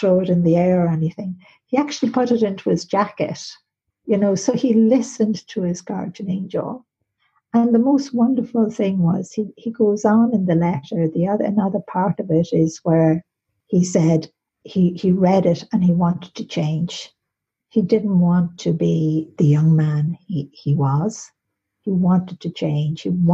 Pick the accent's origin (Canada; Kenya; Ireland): Ireland; being in the college in Maynooth in Ireland, because I'm Irish